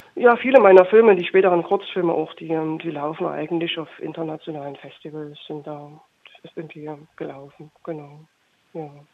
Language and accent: German; Chemnitz, Saxony, Germany; also born or lived in Berlin; aber ich komme aus Chemnitz ursprünglich